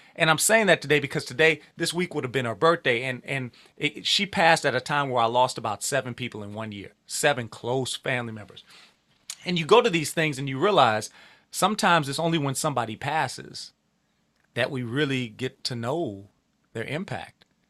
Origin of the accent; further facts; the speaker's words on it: Louisiana, United States; I'm from Louisiana, but because it's home and it's familiar